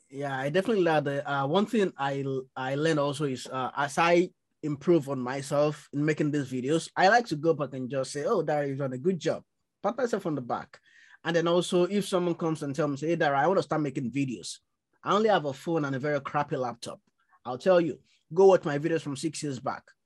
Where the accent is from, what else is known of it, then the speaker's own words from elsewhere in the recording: Nigeria; now in London, United Kingdom; grew up in Nigeria